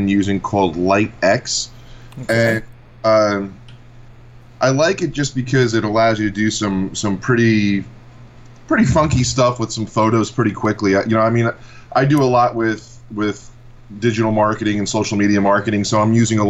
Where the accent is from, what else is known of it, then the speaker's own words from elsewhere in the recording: Massapequa, New York, United States; I grew up in a town called Massapequa here on Long Island.